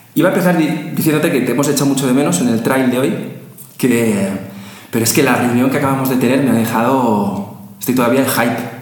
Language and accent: Spanish; Spain; lo que llamamos los españoles gominolas